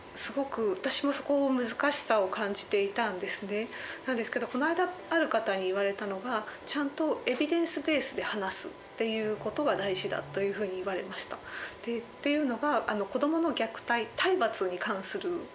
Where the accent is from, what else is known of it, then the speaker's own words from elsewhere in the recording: Akita, Japan; 私自身も県出身者として